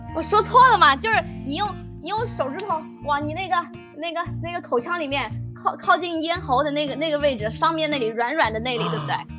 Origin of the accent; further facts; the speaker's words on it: Yunnan, China; 我是云南的